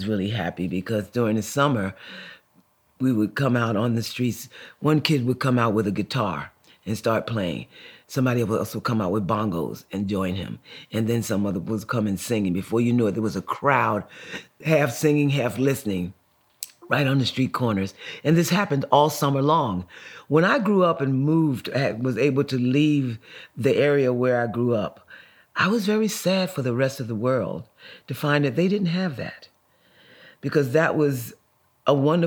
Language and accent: English; Newark, New Jersey, United States; I grew up in Newark, New Jersey, and we were poor, quite poor